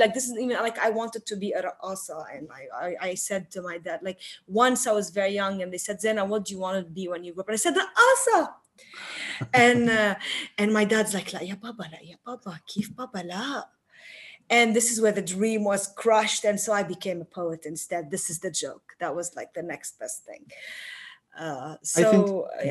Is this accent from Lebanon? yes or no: yes; Tripoli, North Governorate, Lebanon; I grew up in Tripoli, an old street